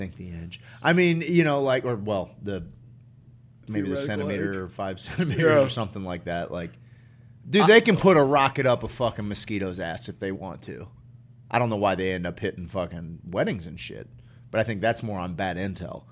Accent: St. Louis, Missouri, United States; I was this kid from St. Louis.

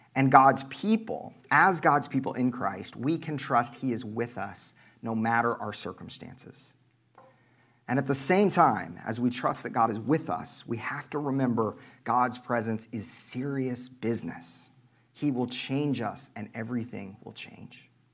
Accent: Oklahoma, United States; moved away; I'm from Oklahoma

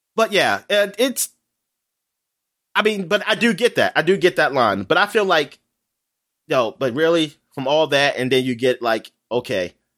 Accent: United States; I'm an American

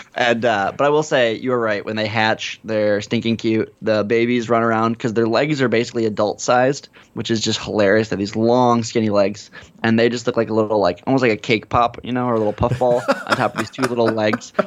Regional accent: United States; as an American

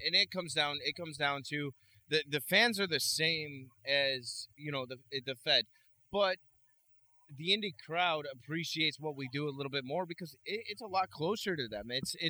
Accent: Buffalo, New York, United States; It took me about 2 years before I wrestled in front of my hometown crowd.

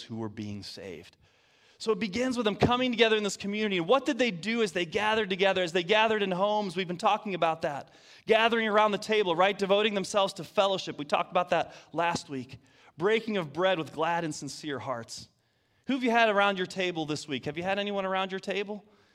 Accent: Detroit, Michigan, United States; moved away; I'm from Detroit. That's right. From Michigan, the state up north. Proud of it

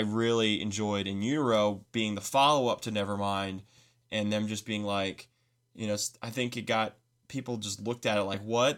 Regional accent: United States; As an American

